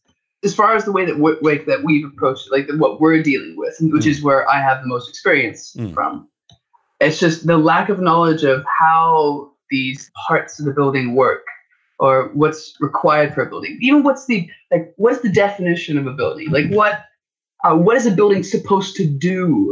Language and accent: English; Canada; I was originally born in Canada.